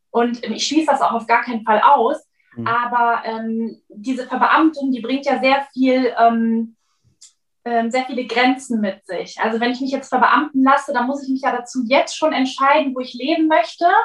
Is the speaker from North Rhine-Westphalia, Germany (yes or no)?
yes; Cologne, North Rhine-Westphalia, Germany; falls ich es noch nicht gesagt habe, ich komme aus Köln.